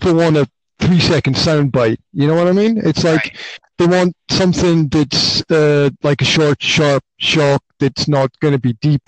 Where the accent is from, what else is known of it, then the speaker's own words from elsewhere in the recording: Highlands of Scotland, United Kingdom; I grew up in the Highlands of Scotland